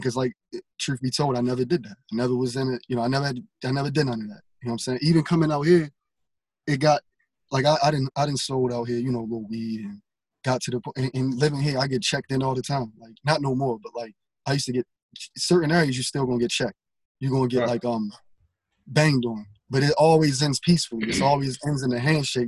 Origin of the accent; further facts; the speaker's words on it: Baltimore, Maryland, United States; I'm from Baltimore